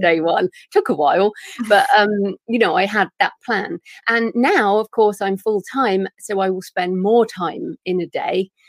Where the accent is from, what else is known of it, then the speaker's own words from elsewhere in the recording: England, United Kingdom; accent: English; my English accent